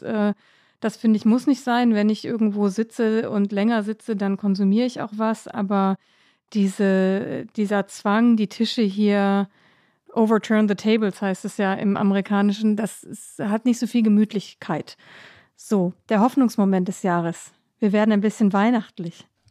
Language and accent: German; Northern Germany, Germany; moved away as an adult; now in Washington, D.C., United States; Ich als Norddeutsche